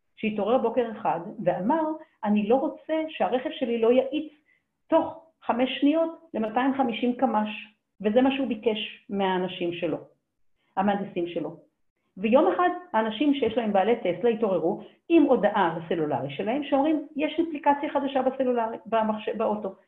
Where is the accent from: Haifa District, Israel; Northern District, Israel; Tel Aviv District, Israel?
Haifa District, Israel; Haifa; moved away; אני חיפאית במקור, אני מאוד אשמח לגור בחיפה חזרה, עיר מולדתי